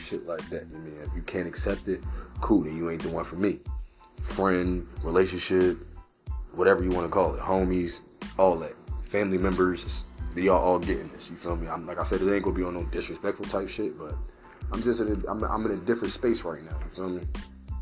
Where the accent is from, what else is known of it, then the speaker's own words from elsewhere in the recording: Philadelphia, Pennsylvania, United States; I'm from Philly